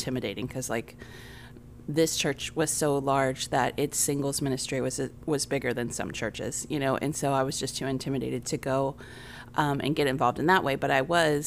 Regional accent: Tampa, Florida, United States; I was born in Tampa

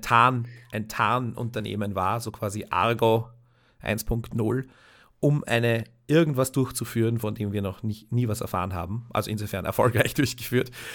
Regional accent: Austria; als Österreicher

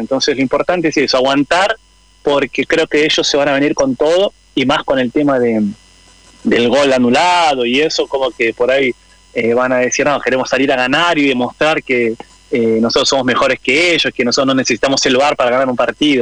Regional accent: Argentina; moved away as an adult; now in Brazil; yo soy argentino, tengo mi madre brasileña y padre argentino, y vivo acá en Brasil hace aproximadamente 12 años

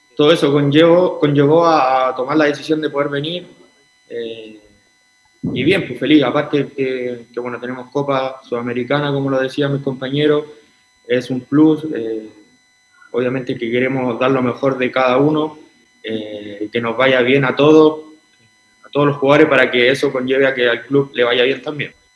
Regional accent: Antofagasta, Chile; moved away; feliz de estar aquí en, el club, en Antofagasta, en, mi tierra, donde nací, con mi familia

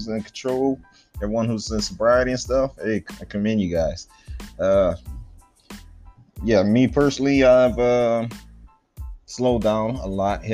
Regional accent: Cajun region, the South, Louisiana, United States; moved away; But I'm from the Cajun region down there in the South.

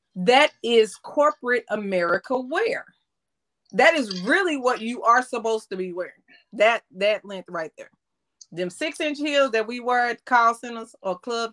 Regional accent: Cedar Hill, Texas, United States; I grew up in Cedar Hill.

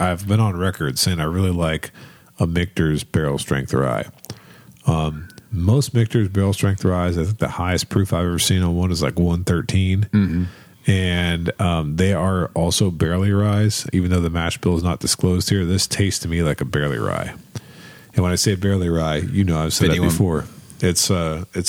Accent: Northeast Ohio, United States; now in Kentucky, United States; I grew up in Northeast Ohio where we had a big car plant

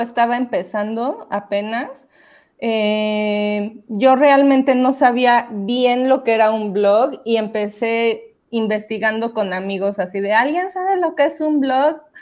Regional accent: Mexico City, Mexico; Yo soy del DF

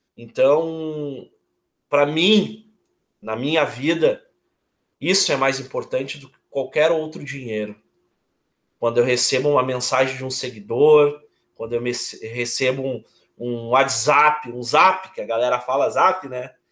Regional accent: Porto Alegre, Rio Grande do Sul, Brazil; Eu sou de Porto Alegre, eu tenho 39 anos

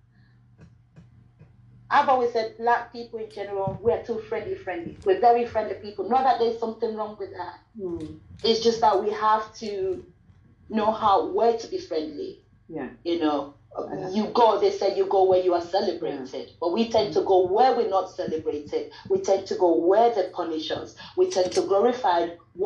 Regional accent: Sierra Leone; moved away; I'm from Sierra Leone

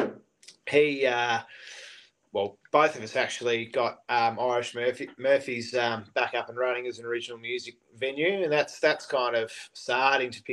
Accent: Launceston, Tasmania, Australia; we're actually from Launceston

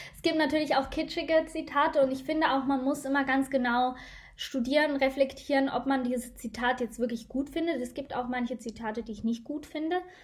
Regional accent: Switzerland; Bei uns in der Schweiz

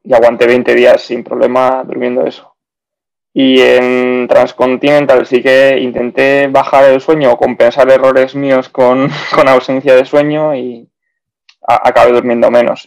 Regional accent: Bilbao, Basque Country, Spain; moved away as an adult; also born or lived in Zaragoza / Belgium / South of England; soy de, Bilbao, he vivido fuera también bastantes años.

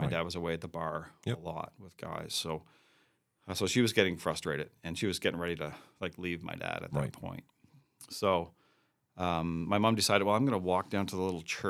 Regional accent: New Brunswick, Canada; also born or lived in Maine; I grew up in New Brunswick, so I'm an East Coaster.

